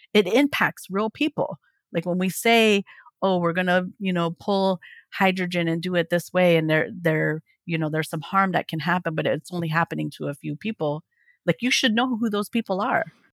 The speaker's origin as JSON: {"language": "English", "region": "Oklahoma", "country": "United States", "said": "I live in Oklahoma. I'm from Oklahoma"}